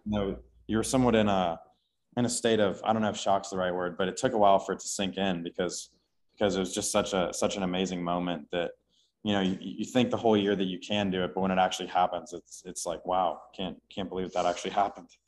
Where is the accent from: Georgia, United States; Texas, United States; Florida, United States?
Texas, United States; Houston; now in Austin, United States; I grew up in Houston